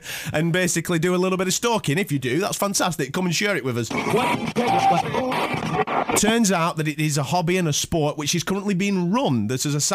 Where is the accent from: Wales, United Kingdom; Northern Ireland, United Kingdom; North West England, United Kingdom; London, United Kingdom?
North West England, United Kingdom; Blackburn; I'm from Blackburn, I'm not from Burnley